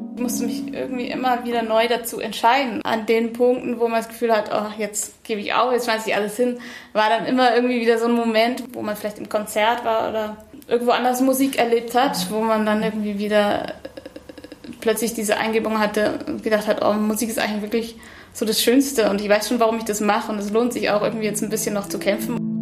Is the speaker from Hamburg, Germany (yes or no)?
no; Bavaria, Germany; also born or lived in Munich; now in Hanover, Germany; Ich bin in München geboren und in Bayern aufgewachsen, in einem ganz kleinen Ort, da am Chiemsee